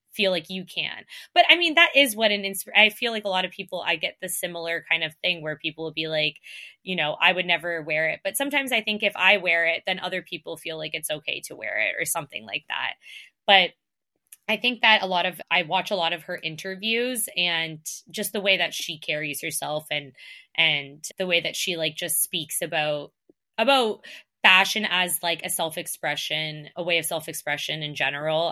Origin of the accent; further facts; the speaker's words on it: Canada; accent: Canadian; I get called out on my Canadian accent all the time